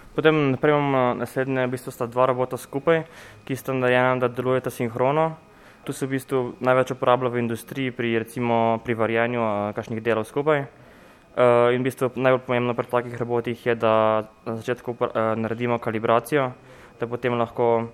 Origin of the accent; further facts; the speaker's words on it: Novo Mesto, Southeast Slovenia, Slovenia; Mi smo vsi skupaj iz Novega mesta, iz Tejnjačke gimnazije